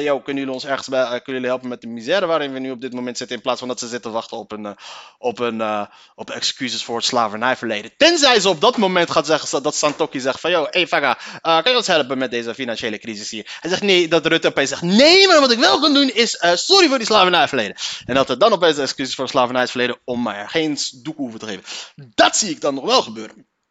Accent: Leiden, South Holland, Netherlands; ik kom uit Leiden. Daar kom ik vandaan.

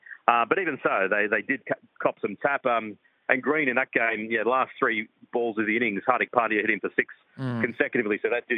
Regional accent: Australia; as an Australian fan, every time he gets the ball, then you get a sense of confidence.

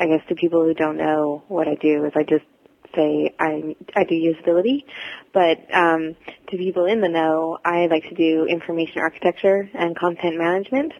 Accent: United States; moved away as an adult; also born or lived in Sacramento; now in Vancouver, Canada; I'm an American living in Canada. I moved here almost 8 years ago

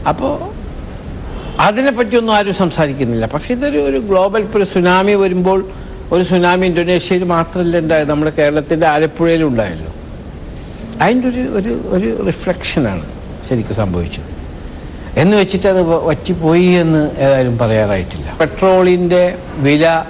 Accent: Nattika, Kerala, India; now in Abu Dhabi, United Arab Emirates; ഞാൻ ജനിച്ചു വളർന്ന എൻ്റെ നാട്ടികയിലെ

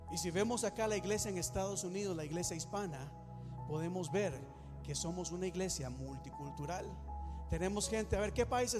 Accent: Costa Rica; Yo soy de Costa Rica

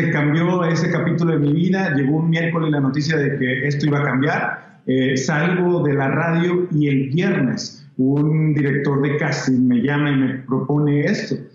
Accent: El Salvador; Ah, yo soy salvadoreño.

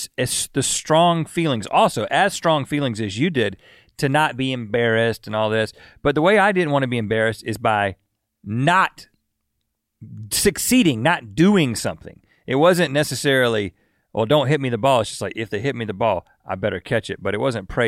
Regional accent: Buies Creek, North Carolina, United States; we come from Buies Creek, North Carolina, a very conservative part of the country.

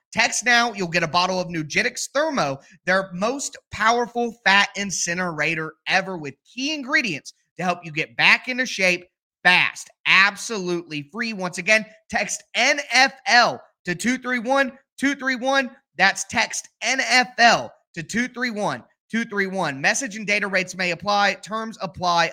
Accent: Ohio, United States; I'm from Ohio

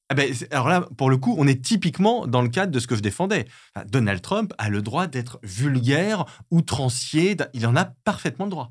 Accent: France; je suis français

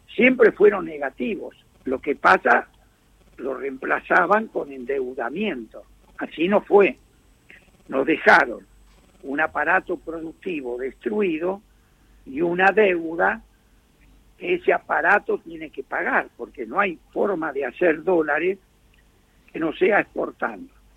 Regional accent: Argentina

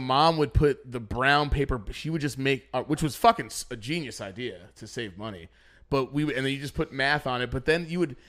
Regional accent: New York, United States; we're from New York, so we say water.

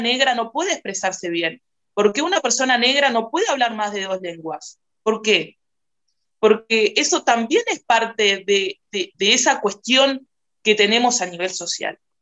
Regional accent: Uruguay; yo soy una mujer negra uruguaya

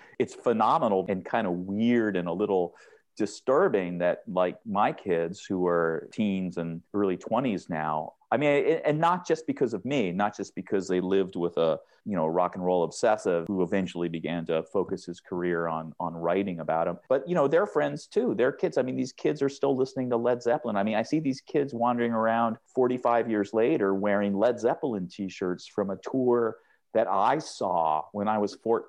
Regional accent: Seattle, Washington, United States; when I grew up in Seattle and in the University District on University Avenue and right around there, which runs just like a block off of the west side of campus

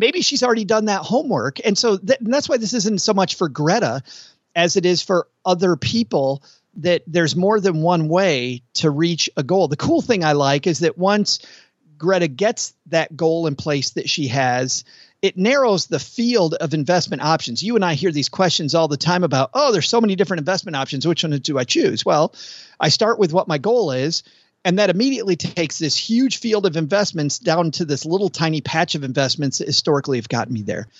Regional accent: Kalamazoo, Michigan, United States; moved away; Close to Lake Michigan. I, I'm from Kalamazoo.

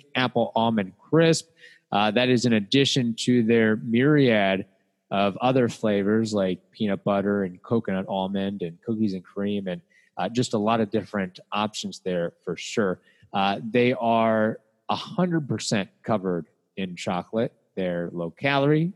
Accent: Louisville, Kentucky, United States; I was basically from Louisville, Kentucky

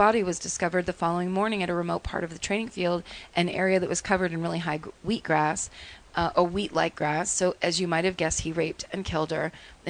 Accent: Chile; now in New Zealand; I'm originally from Chile, but I've lived in New Zealand, NZ.

